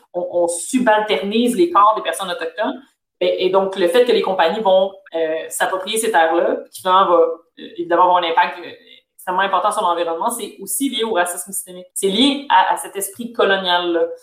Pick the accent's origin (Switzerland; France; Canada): Canada; je suis née au Canada, je suis née en Occident